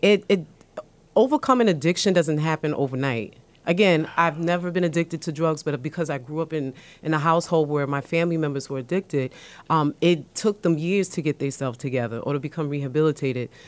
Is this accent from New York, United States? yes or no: yes; New York City, New York, United States; I was born and raised in the South Bronx